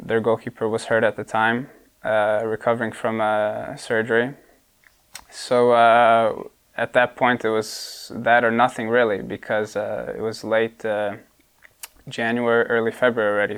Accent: Bartlett, Illinois, United States; moved away as an adult; now in Sweden; we moved to suburbs of Chicago, I come from Bartlett

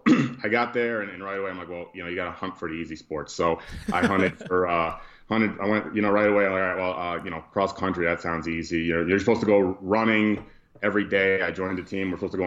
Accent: Amsterdam, New York, United States; I'm from a small town upstate New York called Amsterdam

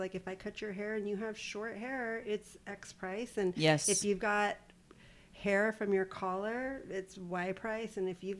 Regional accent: Corpus Christi, Texas, United States; It's a flex to be from Texas.

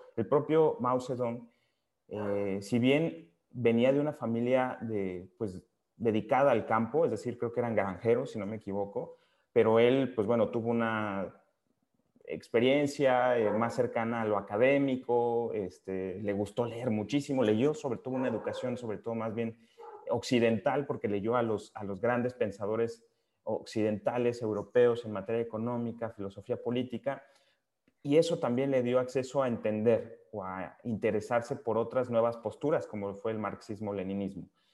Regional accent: Mexico; yo soy un principal convencido como, pues como mexicano

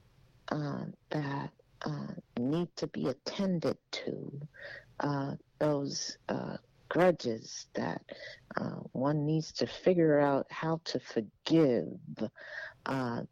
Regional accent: Dallas, Texas, United States; also born or lived in Oklahoma; I lived in Oklahoma as a child for a bit, but I was born, mainly raised in Dallas

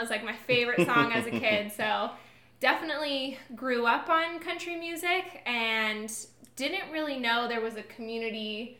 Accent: San Diego, California, United States; Yeah, so I was born into sunny 75 degree weather in San Diego, 1:22 p.m. September 23rd.

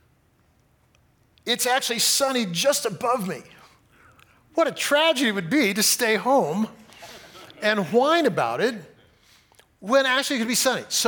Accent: Fresno, California, United States; I grew up in Fresno

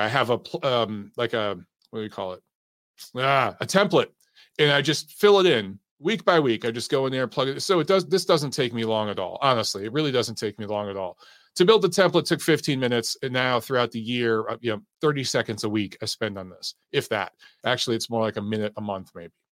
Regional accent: United States; as an American boxing fan

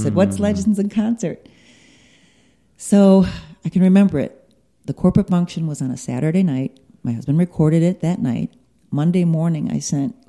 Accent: Chicago, Illinois, United States; now in Las Vegas, United States; I'm from Chicago

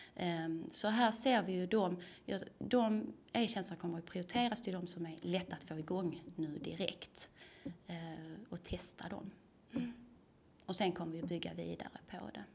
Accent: Tomelilla, Skåne, Sweden; also born or lived in Lund; jag kommer ju från Tomelilla, är uppvuxen på landet

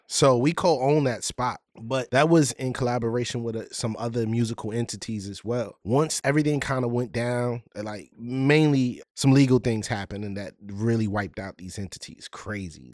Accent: Richmond, Virginia, United States; I'm a artist from Richmond, Virginia

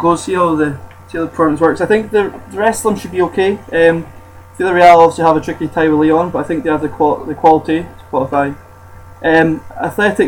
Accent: Scotland, United Kingdom; being Scottish

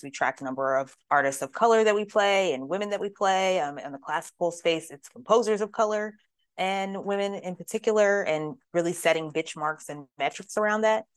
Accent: Pittsburgh, Pennsylvania, United States; moved away as an adult; also born or lived in Richmond, Virginia; now in Louisville, United States; I grew up primarily in Pittsburgh, Pennsylvania

